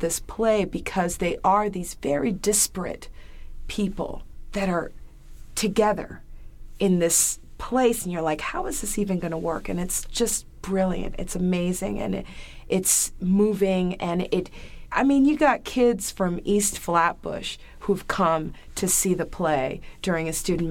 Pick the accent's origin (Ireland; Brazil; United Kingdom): Brazil; and I'm from Brazil, you know? I'm from this, you know, small town in Brazil